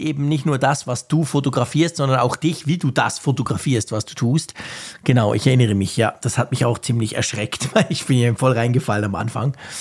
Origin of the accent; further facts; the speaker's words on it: Switzerland; als Schweizer